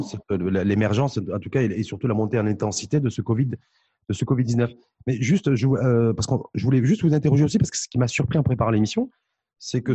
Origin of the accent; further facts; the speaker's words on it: Morocco; chez nous au Maroc